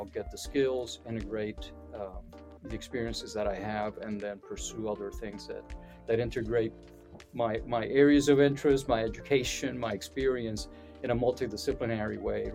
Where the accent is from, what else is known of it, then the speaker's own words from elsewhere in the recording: Puerto Rico; I come originally from Puerto Rico